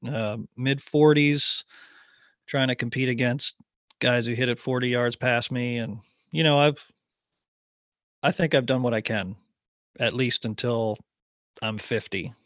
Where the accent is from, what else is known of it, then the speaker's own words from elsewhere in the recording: Ottawa, Ontario, Canada; moved away as an adult; now in Raleigh, United States; I grew up there, I'd, I'd always call it my hometown